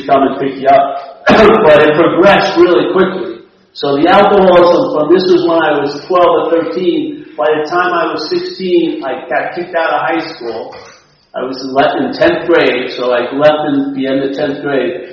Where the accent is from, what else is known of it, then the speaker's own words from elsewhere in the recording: Rockville Centre, New York, United States; my hometown. In Rockville Center